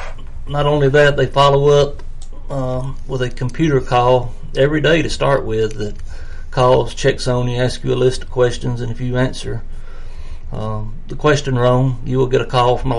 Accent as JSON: {"language": "English", "region": "the South", "country": "United States", "tie": "born or raised there", "said": "Growing up in the South, I like everything fried."}